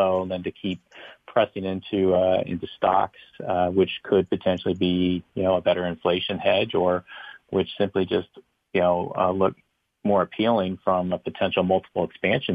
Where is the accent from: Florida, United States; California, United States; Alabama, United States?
California, United States; Long Beach; moved away; when I grew up in Long Beach as a child